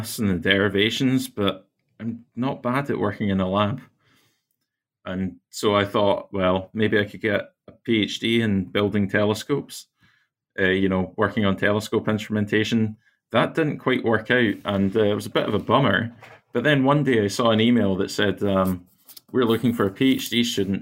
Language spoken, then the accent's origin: English; near Glasgow in Scotland, United Kingdom; So I grew up near Glasgow in Scotland, out not too far in the countryside